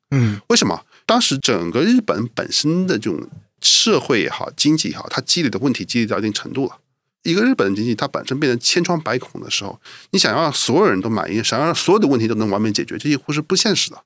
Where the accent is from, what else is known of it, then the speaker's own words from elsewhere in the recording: China; 我们中国人一定是全世界人民里面最勤劳的那，那一档的